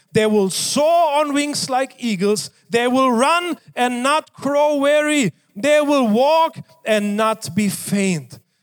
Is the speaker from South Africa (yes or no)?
no; Germany; moved away; I was growing up in Germany